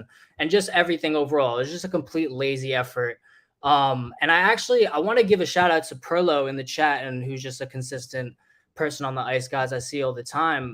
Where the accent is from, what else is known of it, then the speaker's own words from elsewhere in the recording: New Jersey, United States; I'm from New Jersey.